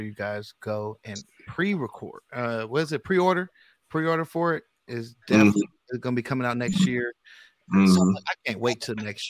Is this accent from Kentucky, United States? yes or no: no; Richmond, California, United States; I'm from the Bay Area, California. Oh, Richmond.